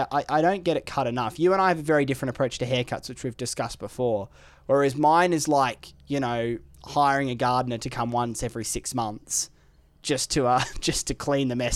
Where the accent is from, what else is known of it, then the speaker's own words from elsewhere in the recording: Ireland; You know I'm from Ireland.